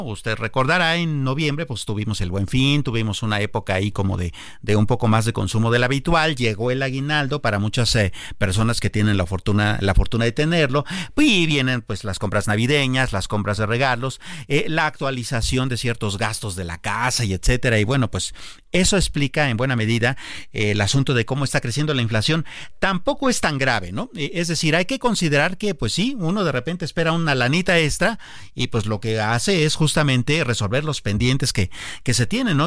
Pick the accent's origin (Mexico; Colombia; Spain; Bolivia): Mexico; nosotros como mexicanos